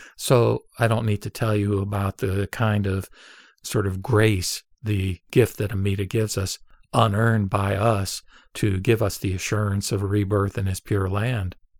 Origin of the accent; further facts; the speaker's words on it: United States; I was born and raised in America